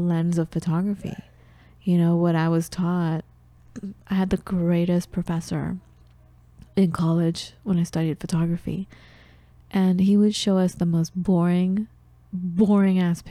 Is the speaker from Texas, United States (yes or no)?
no; Los Angeles, California, United States; accent: American; growing up in the United States